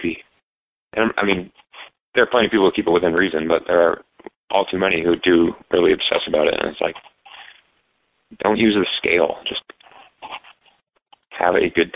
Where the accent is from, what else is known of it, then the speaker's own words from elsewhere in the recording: New England, United States; I'm from New England